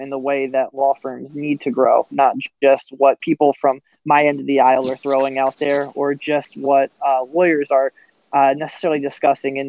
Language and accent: English; Philadelphia, Pennsylvania, United States; now in Orlando, United States; I'm originally from the Philadelphia area